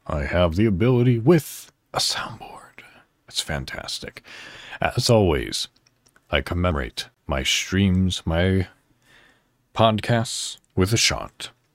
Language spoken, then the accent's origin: English; northwest suburb of Chicago, Illinois, United States; I'm actually from Illinois in the United States, a northwest suburb of Chicago.